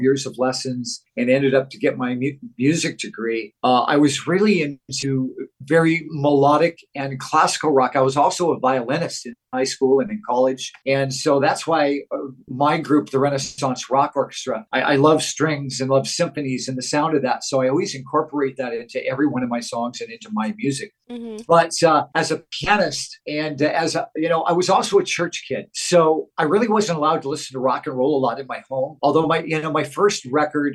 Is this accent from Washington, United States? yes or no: yes; Auburn, Washington, United States; moved away as an adult; also born or lived in Seattle, United States / Los Angeles, United States; now in Las Vegas, United States; I was born and raised in Auburn